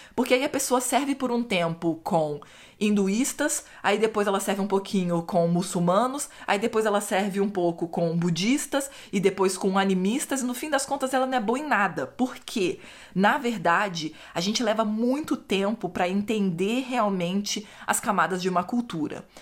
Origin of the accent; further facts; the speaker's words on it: Brazil; moved away; Eu cresci no Brasil, o Brasil é cristianismo católico